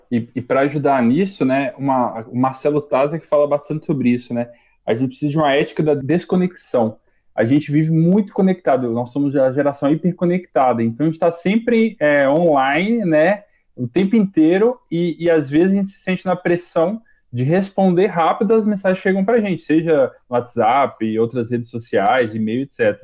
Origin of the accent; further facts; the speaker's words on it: Minas Gerais, Brazil; now in São Paulo, Brazil; Eu sou de Minas